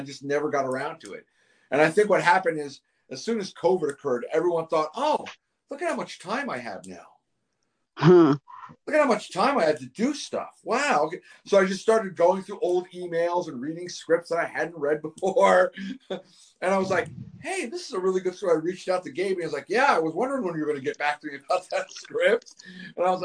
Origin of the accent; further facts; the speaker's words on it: Northeast, United States; moved away; I'm originally from the Northeast